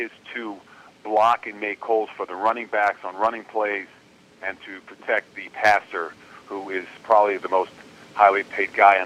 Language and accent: English; Kendall, Florida, United States; also born or lived in Englishtown, New Jersey; I was growing up in Miami, Florida, which, not on Miami Beach, out in Kendall, Florida